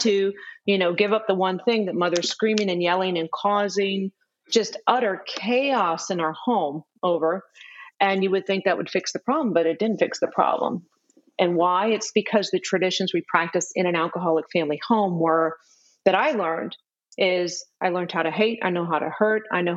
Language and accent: English; New Orleans, Louisiana, United States; moved away as an adult; also born or lived in Texas; I'm from New Orleans, Louisiana originally.